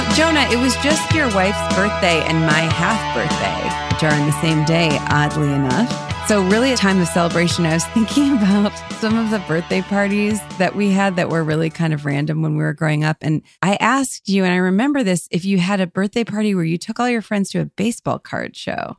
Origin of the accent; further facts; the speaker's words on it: outside Cleveland, Ohio, United States; we're from right outside of Cleveland